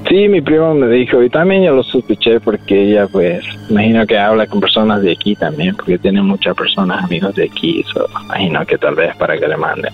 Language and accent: Spanish; Honduras; moved away; tal vez somos hondureños, de misma cultura